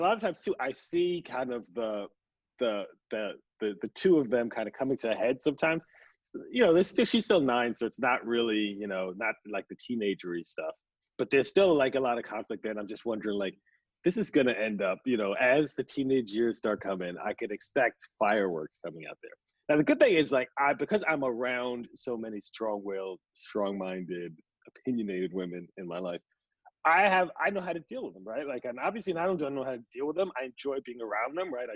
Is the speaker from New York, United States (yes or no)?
yes; New York City, New York, United States; I was raised in Queens, kind of in a immigrant family